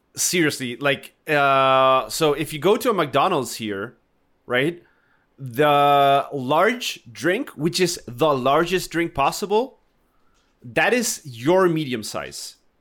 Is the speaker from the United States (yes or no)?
no; Argentina; now in Chile; I'm Argentinian, but I live in Chile